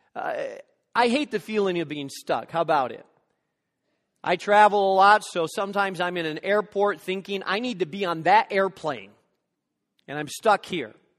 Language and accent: English; Gary, Indiana, United States; now in Chicago, United States; I was born in Methodist Hospital in downtown Gary.